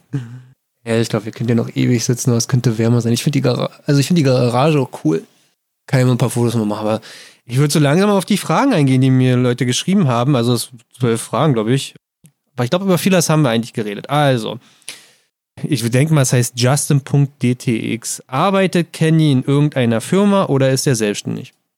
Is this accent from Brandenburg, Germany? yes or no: yes; Brandenburg, Germany; bei uns in Brandenburg